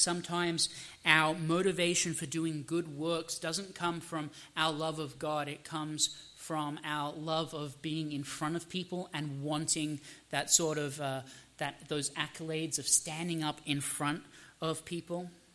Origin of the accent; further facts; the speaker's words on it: Australia; now in United States; I am Australian by birth. I'm American by citizenship.